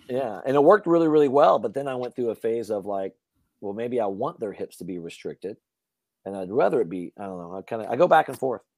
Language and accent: English; Louisiana, United States; I grew up hunting in Louisiana